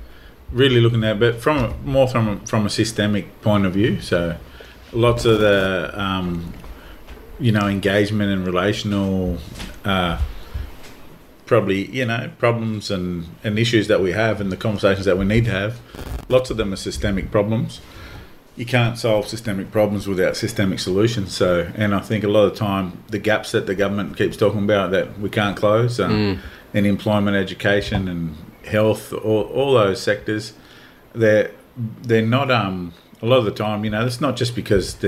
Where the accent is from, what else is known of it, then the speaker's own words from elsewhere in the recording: Australia; For us as Aboriginal people growing up in Aboriginal communities and you know, big family groups and that too